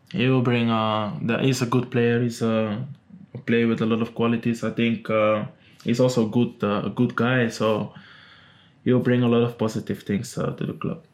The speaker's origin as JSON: {"language": "English", "town": "Amsterdam", "region": "North Holland", "country": "Netherlands", "tie": "born or raised there", "moved": "yes", "lives_now": "Manchester, United Kingdom", "said": "I'm from Amsterdam."}